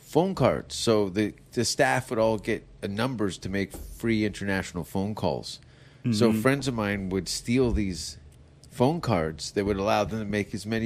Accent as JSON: {"language": "English", "town": "Stoney Creek", "region": "Ontario", "country": "Canada", "tie": "born or raised there", "said": "I grew up in Stony Creek, Ontario."}